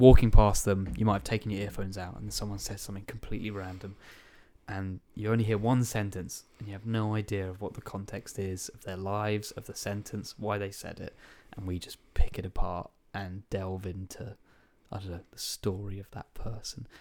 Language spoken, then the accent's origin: English; Tunbridge Wells, South East England, United Kingdom; I'm from Lansdowne Road in Tunbridge